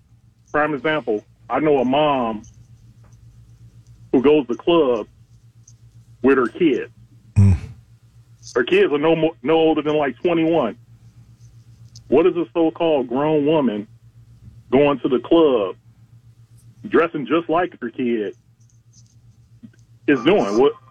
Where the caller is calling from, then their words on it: Fort Walton Beach, Florida, United States; from Fort Walton Beach.